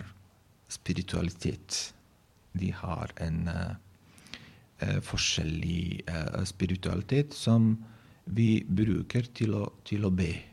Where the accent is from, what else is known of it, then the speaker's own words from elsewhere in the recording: Bosnia & Herzegovina; Norwegian is a second language; moved away as an adult; now in Norway; jeg, vokste opp jeg, jeg ble født i Bosnia og Herzegovina, tidligere Jugoslavia